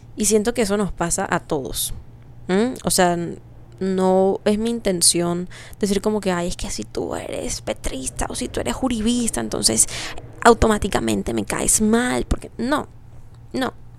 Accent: Colombia; como colombianos

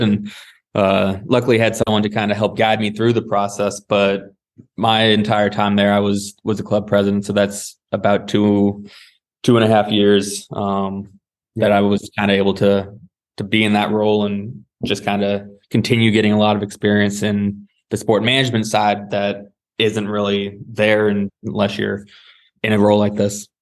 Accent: Seattle, Washington, United States; moved away as an adult; also born or lived in California; I grew up in Seattle

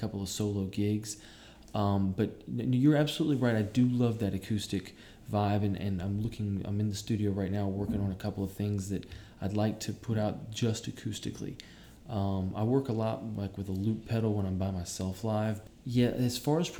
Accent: Savannah, Georgia, United States; moved away as an adult; also born or lived in Atlanta, Georgia; now in New York, United States; I'm from Savannah, Georgia. I lived in Atlanta for a little while, and I moved to New York about 3.5 years ago

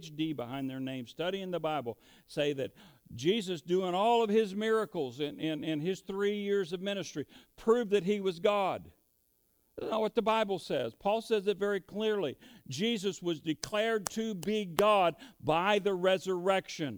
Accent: United States; we're good Americans.

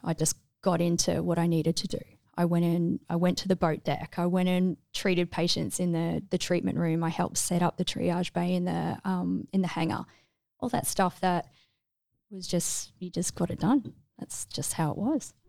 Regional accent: Melbourne, Victoria, Australia; moved away as an adult; I grew up in mostly Melbourne, but like, um, Peninsula, Mornington Peninsula area

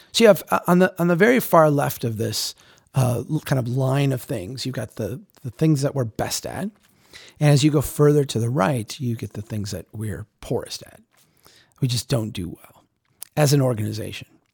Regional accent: Minnesota, United States; moved away; come up to Minnesota, to come to my hometown

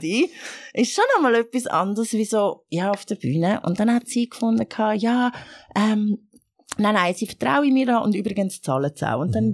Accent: Erlenbach, Zurich, Switzerland; first language Arabic; also born or lived in Egypt / Chur / Regensdorf / Langnau am Albis; ich bin so ein Mixmax, wo in Ägypten geboren worden ist, aber äh, in der Schweiz aufgewachsen.

